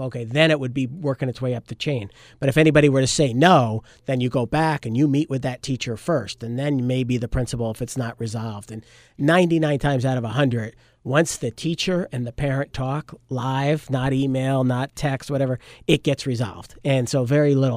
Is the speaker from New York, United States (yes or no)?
yes; Port Jervis, New York, United States; growing up in Port Jervis